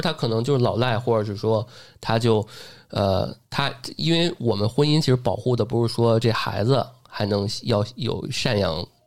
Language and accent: Chinese; Beijing, China; 因为我一北京土生土长，但是最后我还得交借读费、赞助费